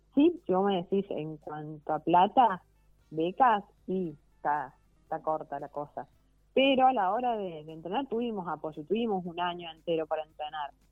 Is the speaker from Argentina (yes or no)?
yes; Argentina; somos argentinos